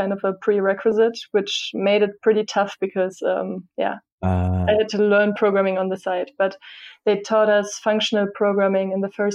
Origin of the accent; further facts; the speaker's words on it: southwest Germany, Germany; moved away as an adult; also born or lived in United States / Berlin, Germany; I'm originally from like the southwest of Germany